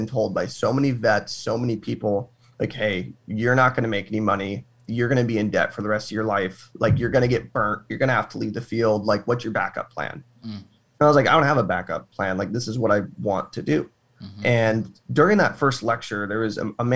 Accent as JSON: {"language": "English", "region": "Arizona", "country": "United States", "tie": "born or raised there", "said": "I'm from Arizona, born and raised in the heat"}